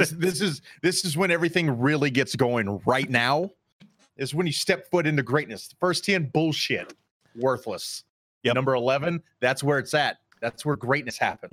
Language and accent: English; Charlotte, North Carolina, United States; I grew up in Charlotte